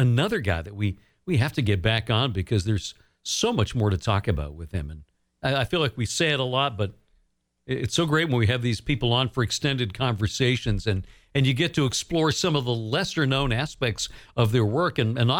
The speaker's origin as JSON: {"language": "English", "town": "Bangor", "region": "Maine", "country": "United States", "tie": "born or raised there"}